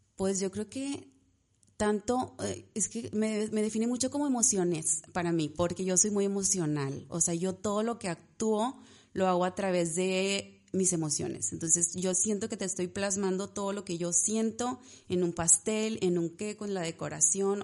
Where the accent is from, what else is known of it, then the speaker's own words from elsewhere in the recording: Ciudad Victoria, Tamaulipas, Mexico; moved away as an adult; also born or lived in Monterrey; Yo soy de aquí de Victoria, pero estaba allá